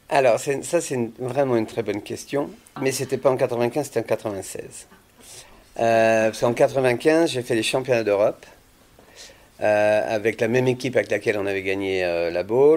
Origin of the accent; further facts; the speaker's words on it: Vendée, Pays de la Loire, France; moved away as an adult; je viens de Vendée